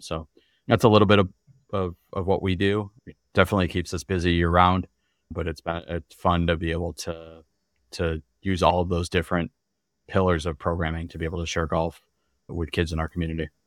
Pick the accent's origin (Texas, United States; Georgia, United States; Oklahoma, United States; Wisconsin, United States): Wisconsin, United States; Glendale; Grew up in Glendale